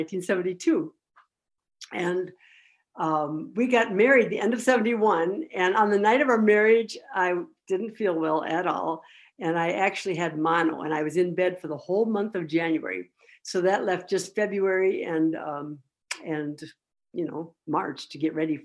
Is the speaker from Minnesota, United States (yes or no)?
yes; Minnesota, United States; Was born and raised in Minnesota